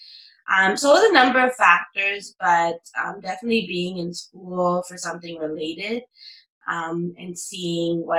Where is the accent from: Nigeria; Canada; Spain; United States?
Canada; Toronto, Ontario; growing up in Toronto, you know, and growing up in Canada, you kind of have this hyphenated identity that's, you know, Tamil Canadian or Sri Lankan Canadian